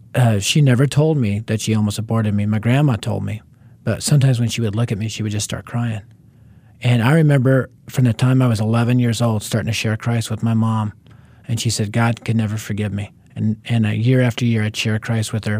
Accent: Denver, Colorado, United States; I was raised in North Denver, which at the time was the highest crime rate area in our city

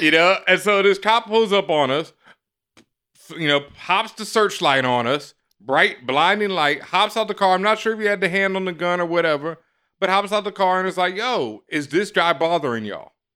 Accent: Houston, Texas, United States; I grew up in Third Ward, Houston, Texas

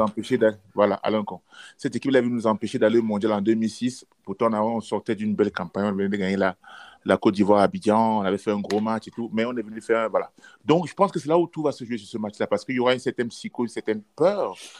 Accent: Cameroon; on est trois Camerounais

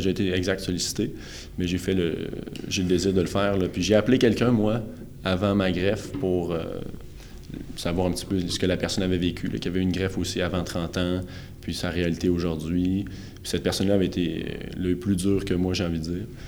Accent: Quebec, Canada; je suis né au Québec euh, en 1995

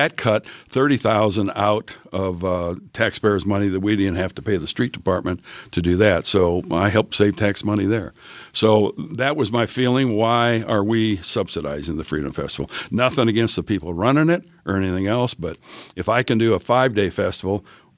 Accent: Greenfield, Indiana, United States; I come from Greenfield. The average home was $124,000. I come up here, and the average home's $356,000.

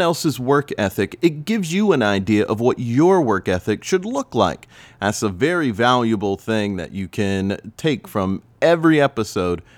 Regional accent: Spartanburg, South Carolina, United States; moved away as an adult; also born or lived in Raleigh, North Carolina / Greenville, South Carolina; now in New York, United States; I was born and raised in Spartanburg for most of my childhood

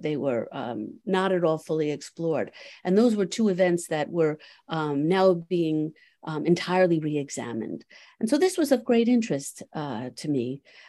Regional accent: New York City, New York, United States; I'm from New York City

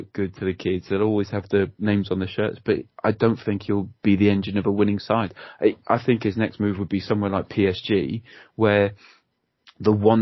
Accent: Cardiff, Wales, United Kingdom; I grew up in Cardiff

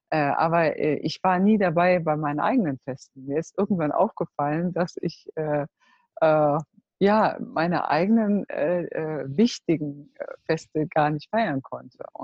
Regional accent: Cologne, North Rhine-Westphalia, Germany; now in Netherlands; Also ich komme aus Köln und wir leben jetzt in Holland

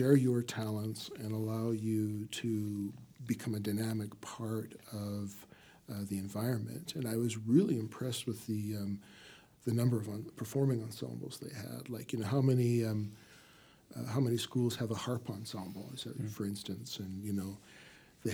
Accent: Canada; moved away as an adult; now in United States; Well, I'm from Canada originally

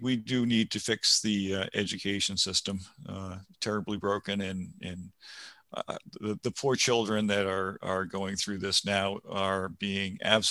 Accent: Rhode Island, United States; now in New Hampshire, United States; I was from Rhode Island

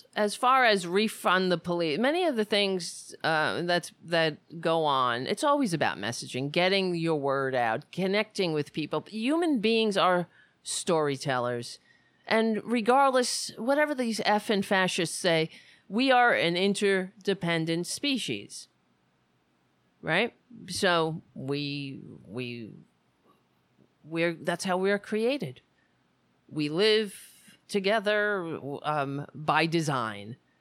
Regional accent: New York City, New York, United States; moved away; I grew up on Staten Island. Thank God I don't live there anymore

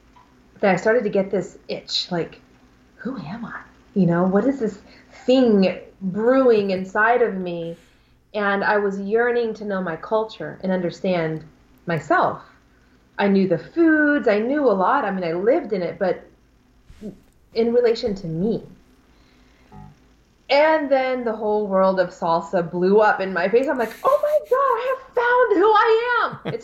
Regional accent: Alabama, United States; In Alabama.

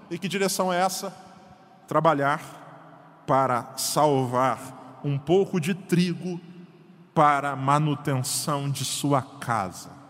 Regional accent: Paraíba, Brazil; now in Paraná, Brazil; Eu sou paraibano de nascimento

